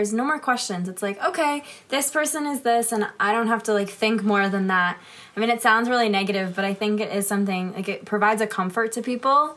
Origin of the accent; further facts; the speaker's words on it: New Hampshire, United States; now in Jerusalem, Israel; I'm from New Hampshire